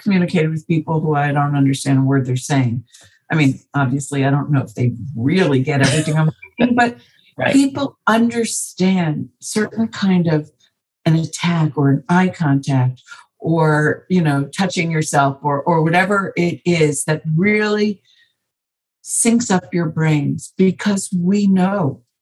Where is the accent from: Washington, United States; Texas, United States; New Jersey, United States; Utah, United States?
New Jersey, United States; I was born in New Jersey